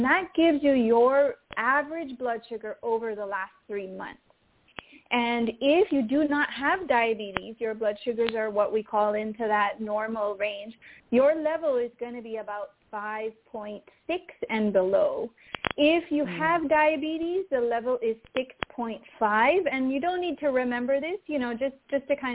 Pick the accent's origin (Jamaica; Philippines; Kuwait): Jamaica; I'm Caribbean. I'm from Jamaica